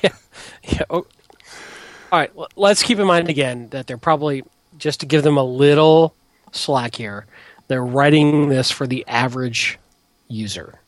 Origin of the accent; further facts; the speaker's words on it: Detroit, Michigan, United States; moved away; I grew up in Detroit, and you know my dad worked for the auto companies, and you know union is everything up there